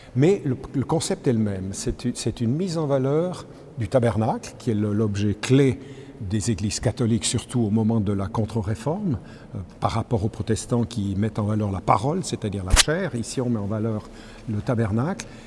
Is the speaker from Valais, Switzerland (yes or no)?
yes; Sierre, Valais, Switzerland; born or raised there